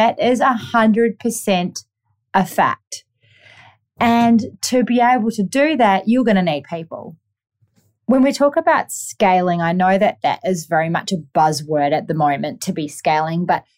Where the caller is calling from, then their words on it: Gold Coast, Queensland, Australia; I am tuning in from the Gold Coast on a Monday